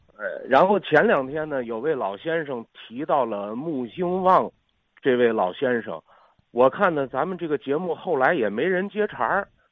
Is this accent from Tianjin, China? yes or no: no; Beijing, China; 我是北京人